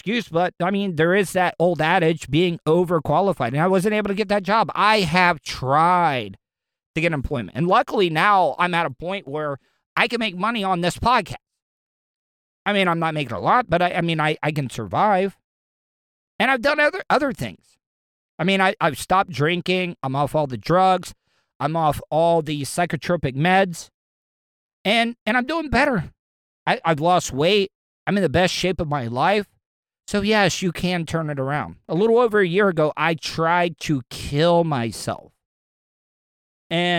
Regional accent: De Leon Springs, Florida, United States; I grew up in De Leon Springs, small little town in northwest Volusia County

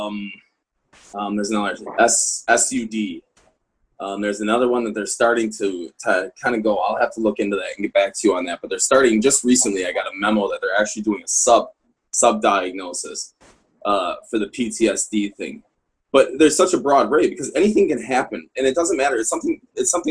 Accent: Midwest, United States; moved away as an adult; now in Colorado, United States; I'm originally from the Midwest, but I was based at Fort Carson for a long time here in Colorado

